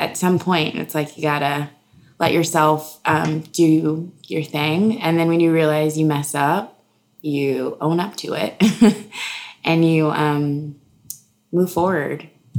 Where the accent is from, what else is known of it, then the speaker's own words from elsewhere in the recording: Houston, Texas, United States; moved away; I'm from Houston, Texas. Uh-huh. I have born and raised, Texas